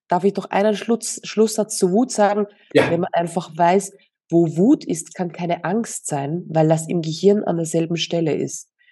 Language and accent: German; Austria; moved away as an adult; now in Mallorca, Spain; Ja, tatsächlich sind wir aus Österreich